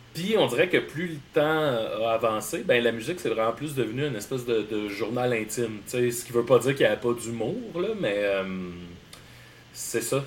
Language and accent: French; Salaberry-de-Valleyfield, Quebec, Canada; also born or lived in Hochelaga-Maisonneuve, Montreal; now in Montreal, Canada; je viens de Valleyfield. Là, j'habite dans Hochelaga Maisonneuve